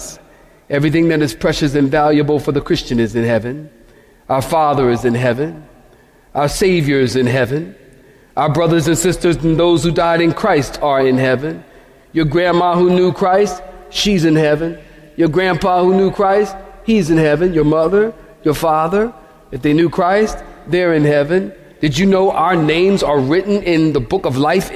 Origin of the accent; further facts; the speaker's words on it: Philadelphia, Pennsylvania, United States; I'm from Philadelphia, many of you know, and we used to put bars on our window